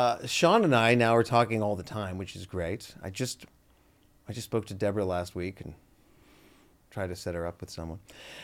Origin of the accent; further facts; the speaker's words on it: Canada; now in United States; We are nice. To your face.